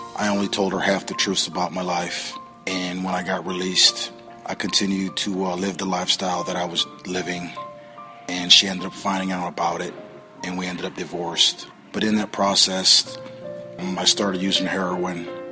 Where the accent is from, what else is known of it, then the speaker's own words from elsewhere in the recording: Toledo, Ohio, United States; I'm from Toledo, Ohio. I was brought up in a very good home.